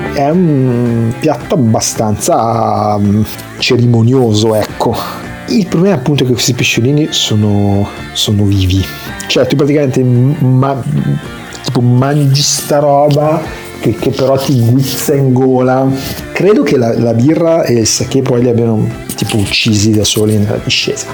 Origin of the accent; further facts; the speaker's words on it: Italy; sono italiano